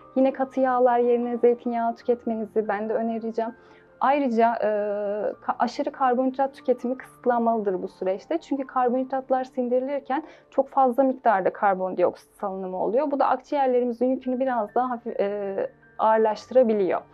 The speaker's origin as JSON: {"language": "Turkish", "town": "Seydişehir", "region": "Konya", "country": "Turkey", "tie": "born or raised there", "also_born_or_lived": "Afyon / Manavgat, Antalya", "said": "1995 Konya Seydişehir doğumluyum. İlk öğretim lise hayatımı burada tamamladım."}